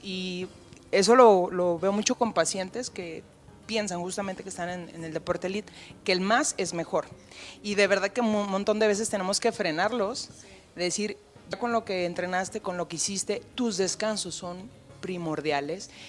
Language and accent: Spanish; Mexico; como mexicanos